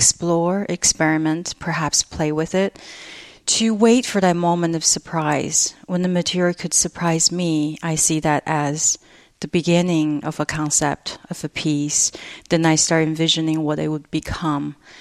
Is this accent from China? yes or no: yes; China; moved away; my cultural memory growing up in China